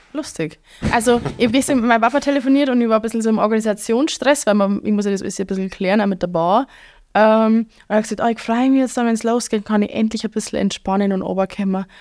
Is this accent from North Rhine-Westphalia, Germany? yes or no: no; Bavaria, Germany; accent: Bavarian; ich doch ein bisschen stärkeres Bayerisch sprich als ihr